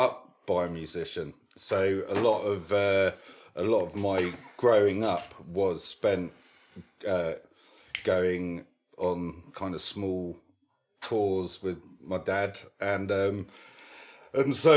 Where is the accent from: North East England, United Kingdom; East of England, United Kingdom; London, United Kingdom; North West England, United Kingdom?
London, United Kingdom; I spent a lot of that time in East London